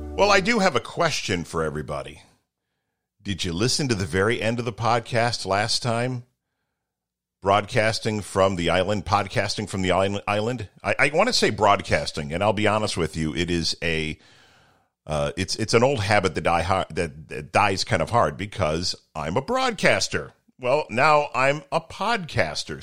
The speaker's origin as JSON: {"language": "English", "town": "Toledo", "region": "Ohio", "country": "United States", "tie": "born or raised there", "said": "where I grew up in Toledo"}